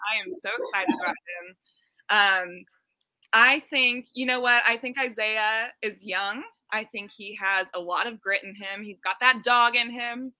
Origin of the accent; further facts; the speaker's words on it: Kansas City, Missouri, United States; I am born and raised in Kansas City